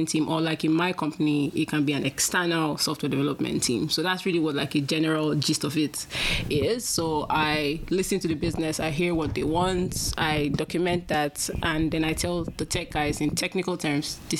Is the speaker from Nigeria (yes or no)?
yes; Nigeria; moved away as an adult; now in Canada; Well, I'm from Nigeria.